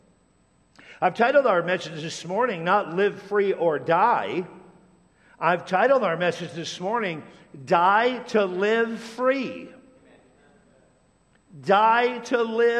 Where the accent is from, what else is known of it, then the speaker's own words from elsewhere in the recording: Tacoma, Washington, United States; when I was a kid growing up in Tacoma, Washington